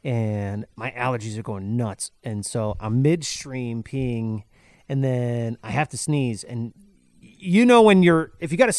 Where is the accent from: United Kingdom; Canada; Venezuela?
Venezuela; English is a second language; Bro, I'm from Venezuela, man. I waited 2 hours for a chicken.